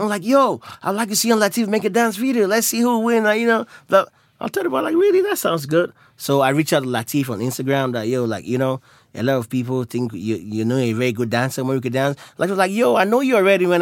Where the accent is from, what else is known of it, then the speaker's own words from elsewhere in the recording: Nigeria; I'm Nigerian from nationality